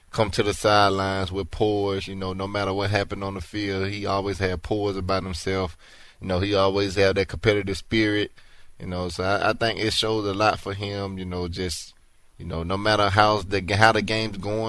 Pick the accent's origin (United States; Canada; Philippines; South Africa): United States; Alabama; moved away as an adult; now in Houston, United States; I'm from Alabama, so I'm used to the heat.